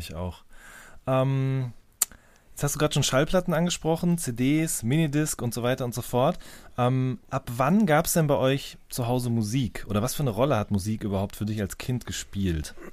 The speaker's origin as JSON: {"language": "German", "town": "Hagen", "region": "North Rhine-Westphalia", "country": "Germany", "tie": "born or raised there", "said": "ich bin in Hagen groß geworden in Nordrhein-Westfalen"}